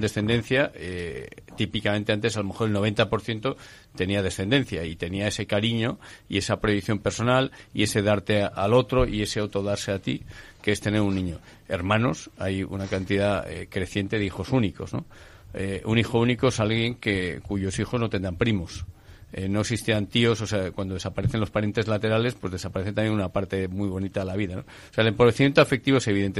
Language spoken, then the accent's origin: Spanish; Asturias, Spain; yo soy asturiano de nacimiento